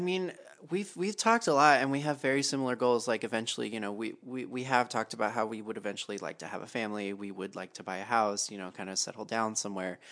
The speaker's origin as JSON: {"language": "English", "region": "Texas", "country": "United States", "tie": "born or raised there", "moved": "yes", "said": "I grew up in Texas"}